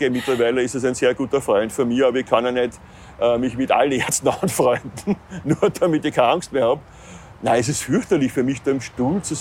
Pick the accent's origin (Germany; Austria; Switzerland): Austria; meiner Heimat Österreich.